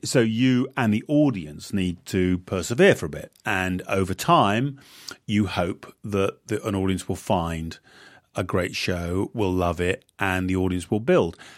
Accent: United Kingdom; moved away as an adult; now in United States; I'm a Brit, not an American

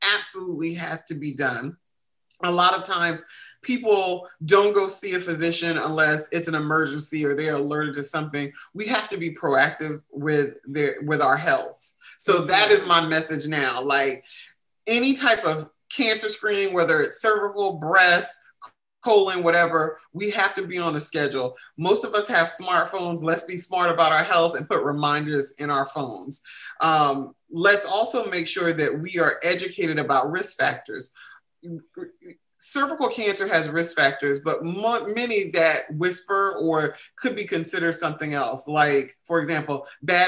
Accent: the South, United States; I'm from the South

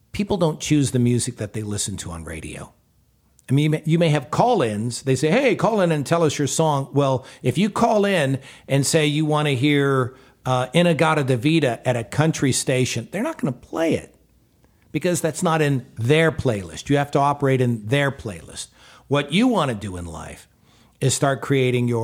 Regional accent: Houston, Texas, United States; I was in the house I grew up in down in Houston

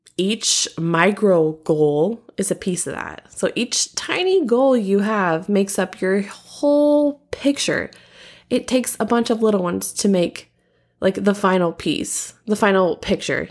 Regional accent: Southern, United States; accent: Southern; my Southern accent

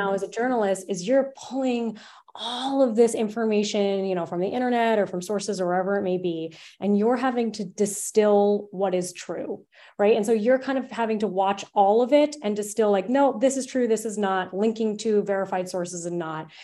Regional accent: Narragansett, Rhode Island, United States; I was an intern at my hometown newspaper, The Narragansett Times

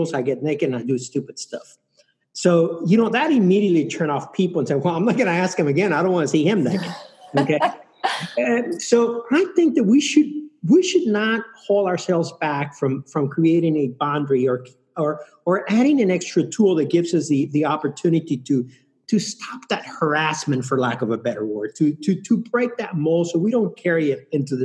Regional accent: Mexico City, Mexico; now in United States; I'm from Mexico City. I travel a lot to Mexico City.

